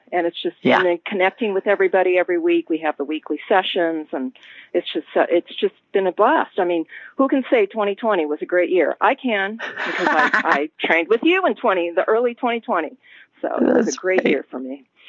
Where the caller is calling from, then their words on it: Topanga, California, United States; I am calling from Topanga, Southern California.